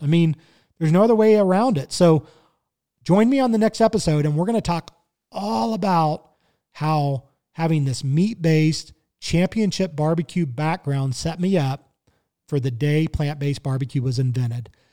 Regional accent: Kansas City, Missouri, United States; now in Colorado, United States; I grew up in Kansas City, Missouri

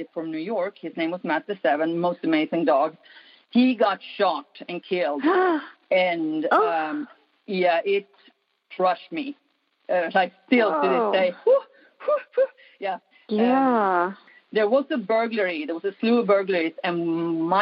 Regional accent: Sweden; moved away; I grew up in Sweden, right by the Arctic Circle. Cold, dark

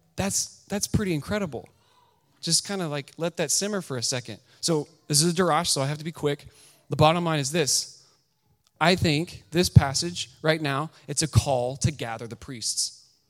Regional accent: Kansas, United States; I'm from Kansas.

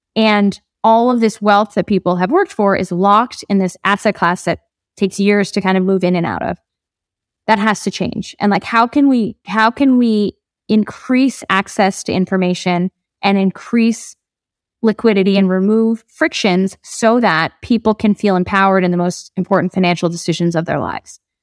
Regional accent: New Jersey, United States; moved away as an adult; now in Colombia; I grew up in New Jersey

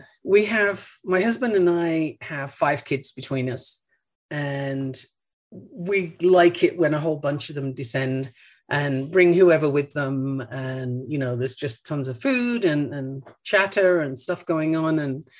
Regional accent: Australia; moved away; also born or lived in United Kingdom; I mean, I'm originally from the UK, and if I go there, people look at me and ask me where I'm from. I grew up in Australia.

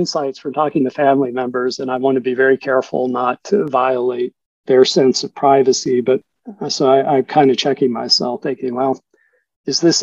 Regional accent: the South, United States; growing up in the South as a type of Catholic insider, outsider myself

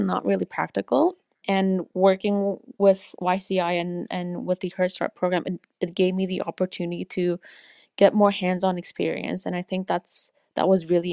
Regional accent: Canada; growing up in Canada

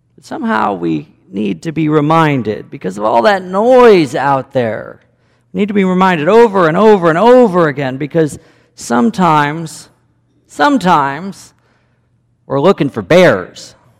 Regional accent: Chicago, Illinois, United States; moved away as an adult; also born or lived in Cody, Wyoming; I grew up in Chicago suburbs

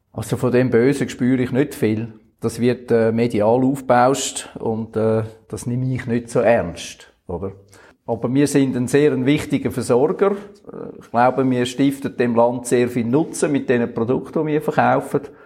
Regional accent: Switzerland; wir Schweizer

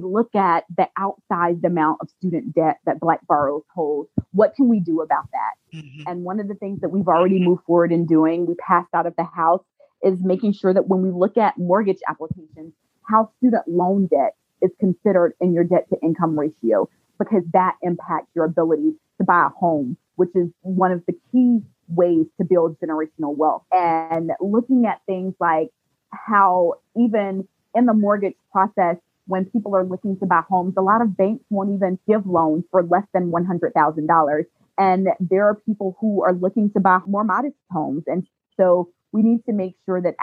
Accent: Alabama, United States; now in Atlanta, United States; I grew up in Alabama

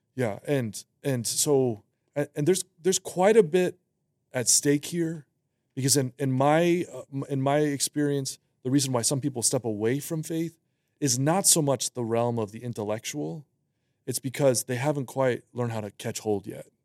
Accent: Western Massachusetts, United States; I was born and raised in, uh, Western Massachusetts

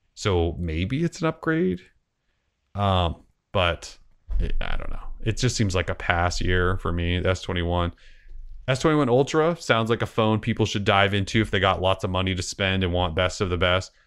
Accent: Montana, United States; now in Portland, United States; growing up in Montana

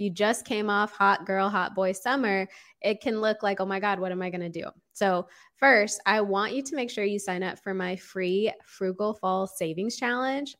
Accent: Austin, Texas, United States; moved away as an adult; also born or lived in Los Angeles, California; I grew up in Austin, Texas. I was born and raised here

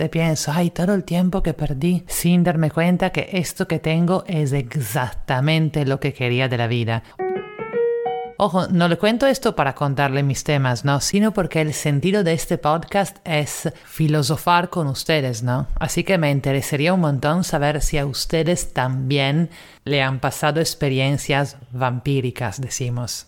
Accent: Italy; now in Lima, Peru; italiana en Lima

